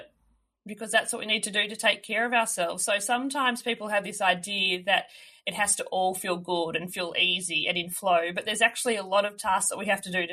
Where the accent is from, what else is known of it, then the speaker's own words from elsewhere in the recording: Melbourne, Victoria, Australia; moved away as an adult; also born or lived in regional Australia; I grew up in Melbourne, so in a city